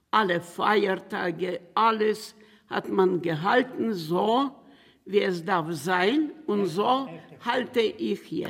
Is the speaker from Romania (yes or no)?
yes; Romania; born there; Ich bin geboren in Rumänien. Ich bin ein geborener Rumäner. Ich bin geboren in der Nähe von Belz 1937 bin ich geboren.